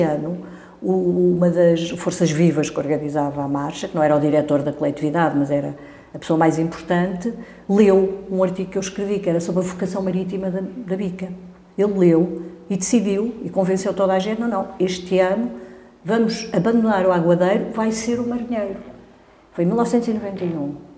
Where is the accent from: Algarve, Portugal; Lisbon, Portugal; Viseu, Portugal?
Lisbon, Portugal; aquela área à volta da Avenida da Igreja, as escolas onde eu andei, Avenida de Roma, Avenida do Brasil, foi, foi onde eu vivi a minha infância